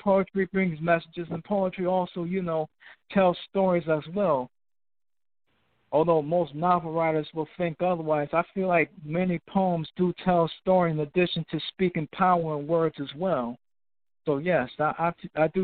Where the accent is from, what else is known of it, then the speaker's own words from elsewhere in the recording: New York City, New York, United States; I'm from Brooklyn, New York